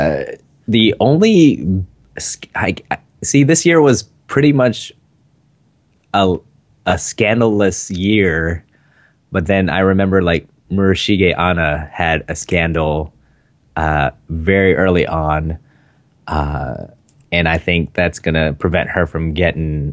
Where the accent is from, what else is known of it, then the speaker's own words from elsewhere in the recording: Philippines; I'm Filipino